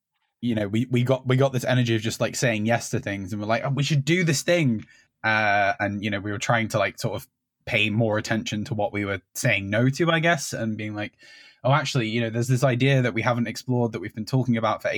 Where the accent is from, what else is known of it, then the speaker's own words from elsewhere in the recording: Medway, South East England, United Kingdom; We're from Medway in Kent.